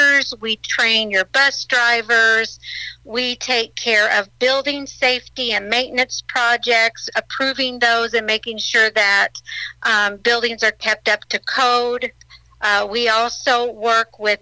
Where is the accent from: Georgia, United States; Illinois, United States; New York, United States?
Illinois, United States; Murphysboro; also born or lived in Ava, Illinois; I grew up in Southern Illinois. I grew up in Murfreesboro